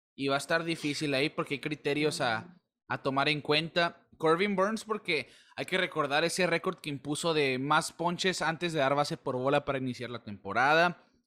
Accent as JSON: {"language": "Spanish", "country": "Mexico", "said": "de nuestra sangre, la mexicana"}